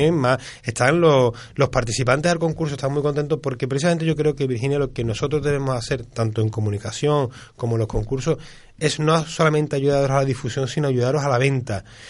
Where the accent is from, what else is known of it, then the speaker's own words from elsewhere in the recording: Seville, Andalusia, Spain; Yo que soy de, la Trinidad y que soy de la, de la Macarena, del barrio de la Macarena